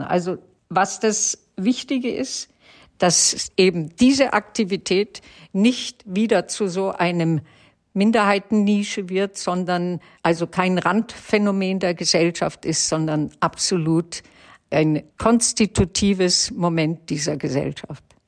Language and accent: German; Germany; Also ich bin Deutsche in jedem Fall, aber ich bin jüdisch in jedem Fall.